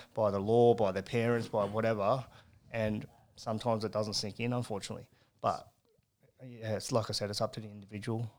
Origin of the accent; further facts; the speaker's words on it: Carrington, New South Wales, Australia; I was born and bred in Carrington